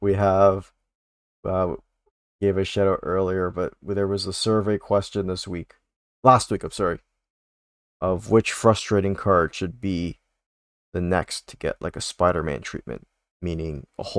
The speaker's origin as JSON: {"language": "English", "country": "Canada", "said": "We can pretend we're from Alberta for us Canadians"}